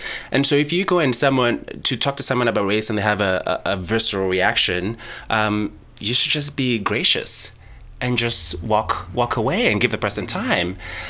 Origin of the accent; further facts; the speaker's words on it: Ghana; And I grew up in Ghana, and we're surrounded by Francophone countries.